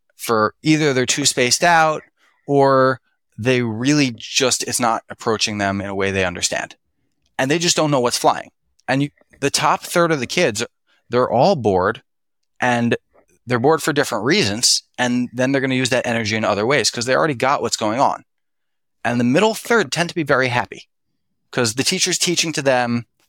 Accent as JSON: {"language": "English", "town": "Philadelphia", "region": "Pennsylvania", "country": "United States", "tie": "born or raised there", "said": "I was raised in Philadelphia"}